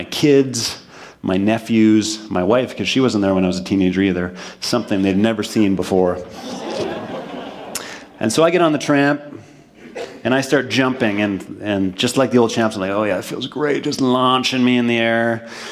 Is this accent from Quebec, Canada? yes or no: no; Manitoba, Canada; moved away; back to my hometown in Manitoba